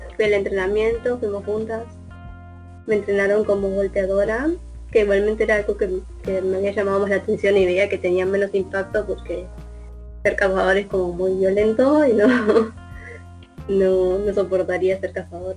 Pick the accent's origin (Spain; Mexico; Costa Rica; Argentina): Argentina; Merlo, Buenos Aires Province; soy de Merlo